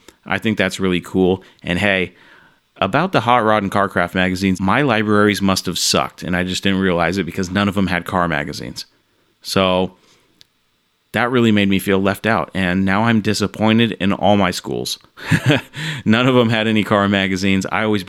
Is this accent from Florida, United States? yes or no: yes; Orlando, Florida, United States; I grew up in Orlando, Florida.